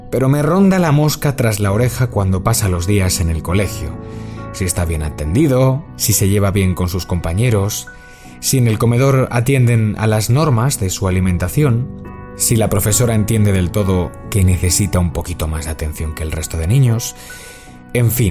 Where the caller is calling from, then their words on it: Madrid, Community of Madrid, Spain; de Madrid